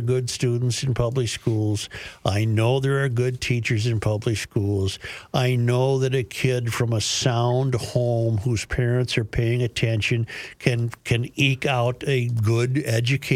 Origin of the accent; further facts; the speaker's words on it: United States; I was born in the United States, and I'll die in the United States